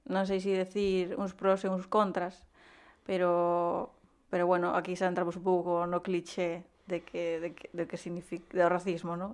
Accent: Gondomar, Galicia, Spain; also born or lived in Peru; sale me decir que son de Vigo, ¿no? De Gondomar, pero eu realmente pois nacín en, en Perú.

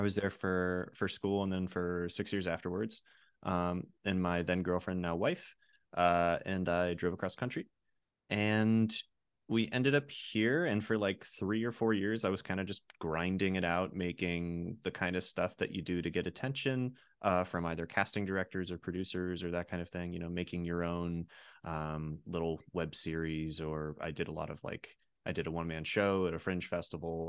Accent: rural Pennsylvania, United States; I grew up in Pennsylvania, and I grew up around, in, in rural Pennsylvania

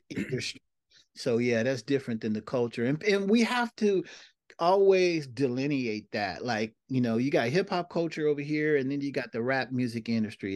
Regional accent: Seattle, Washington, United States; moved away; also born or lived in Bay Area, California; I moved from Seattle to, uh, the Bay Area

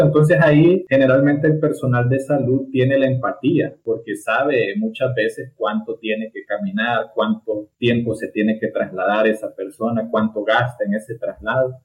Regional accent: Tegucigalpa, Francisco Morazán, Honduras; me nací y creí en, en Tegucigalpa

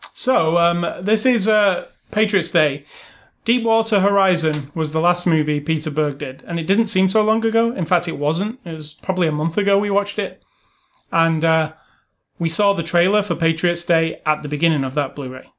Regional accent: England, United Kingdom; I'm English

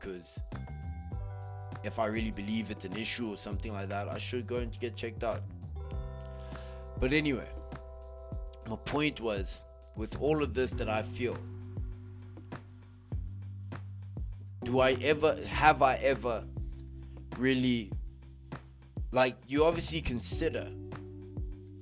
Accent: South Africa; our South African brothers and sisters

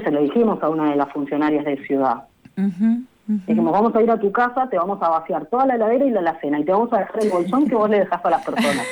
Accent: Santa Cruz, Argentina; now in Buenos Aires, Argentina; yo soy de Santa Cruz, en mi pueblo pasan días enteros que no tenés internet

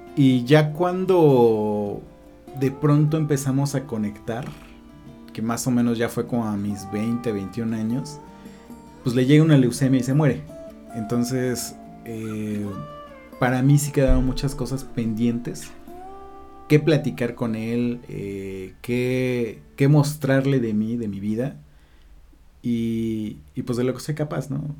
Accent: Puebla, Mexico; En Puebla, en la Cruz Roja

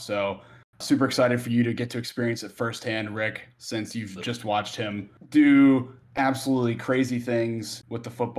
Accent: North Carolina, United States; also born or lived in South Bend, Indiana; the transition from living in Indiana and being born there and then, but living in North Carolina most of my life made me a massive basketball fan being in both of those states.

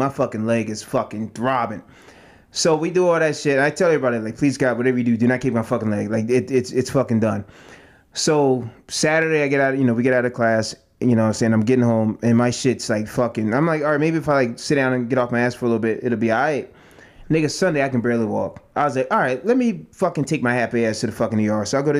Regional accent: Oregon, United States

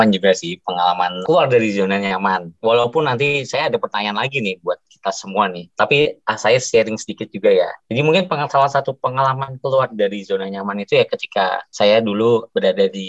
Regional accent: Jakarta, Indonesia; Tapi ya saya telah lahir dan besar di Jakarta jadi terbiasa gitu.

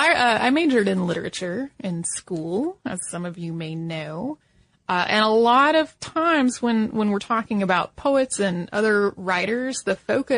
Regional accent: Philadelphia, Pennsylvania, United States; also born or lived in Poland; I was born in Poland, but I was only 6 months old when my parents and I immigrated to the United States, settling in the Philadelphia area. My mom didn't speak English when we arrived here.

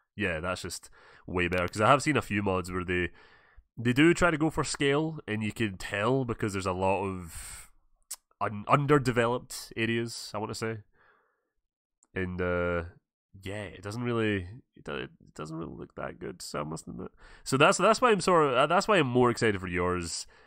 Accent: Scotland, United Kingdom; I'm from Scotland

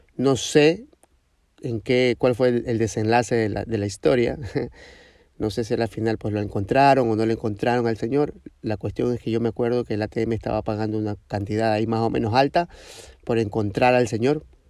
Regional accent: Ecuador; de Ecuador

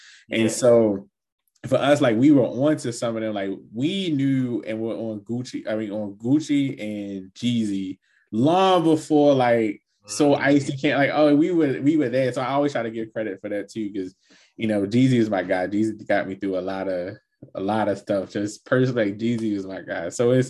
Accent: Baltimore, Maryland, United States; I grew up in Baltimore.

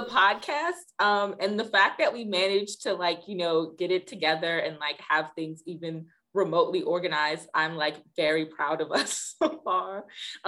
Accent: Washington, District of Columbia, United States; I'm from DC

